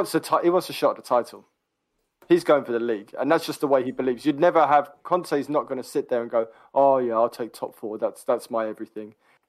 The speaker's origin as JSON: {"language": "English", "region": "London", "country": "United Kingdom", "tie": "born or raised there", "said": "I was born and raised in North London. Born in Camden, London Borough of Camden."}